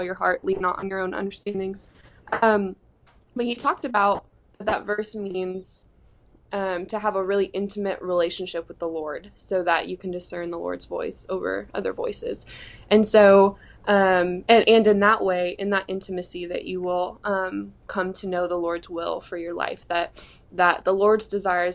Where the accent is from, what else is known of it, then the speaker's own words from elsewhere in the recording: Greeley, Colorado, United States; moved away as an adult; I grew up in Greeley, Colorado, at Greeley First Church of the Nazarene. I was born there and raised there until I was 18